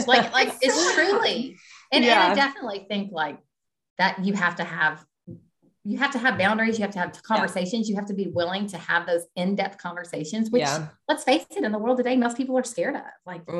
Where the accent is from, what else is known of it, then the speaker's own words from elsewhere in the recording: Kentucky, United States; I'm from Kentucky.